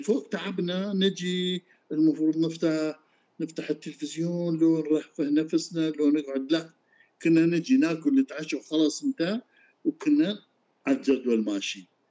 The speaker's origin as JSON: {"language": "Arabic", "country": "Iraq", "said": "احنا عندنا بالعراق"}